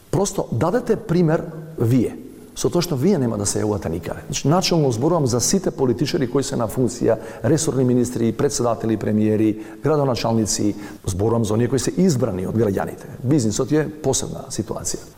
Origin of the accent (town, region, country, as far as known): North Macedonia